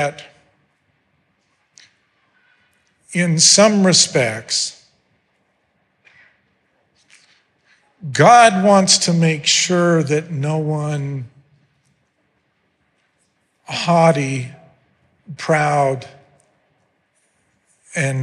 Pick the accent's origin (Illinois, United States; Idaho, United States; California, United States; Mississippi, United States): Idaho, United States; Mountain Home; I grew up in Mountain Home, Idaho